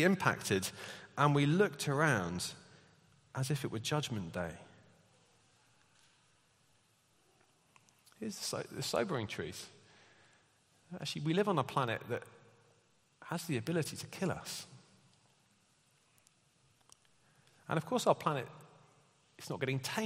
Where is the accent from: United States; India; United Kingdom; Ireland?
United Kingdom; We're British